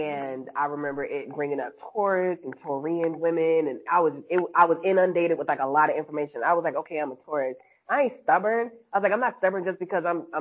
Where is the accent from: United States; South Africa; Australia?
United States; New York City, New York; I was born in Harlem